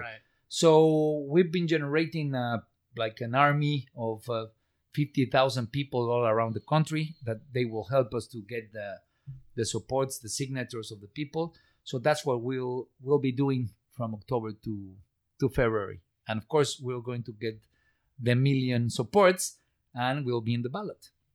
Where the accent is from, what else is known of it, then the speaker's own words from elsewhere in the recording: Guerrero, Mexico; English is a second language; I'm from state of Guerrero